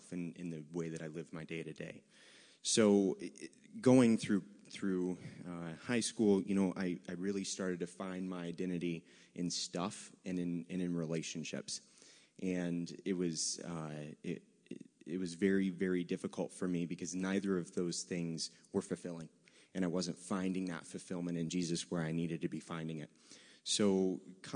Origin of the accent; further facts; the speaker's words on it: Virginia, United States; I say y'all because I'm from Virginia